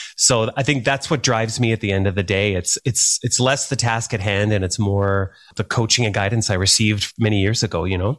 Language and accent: English; Thunder Bay, Ontario, Canada; moved away; also born or lived in Calgary; I grew up in Thunder Bay, Northwestern Ontario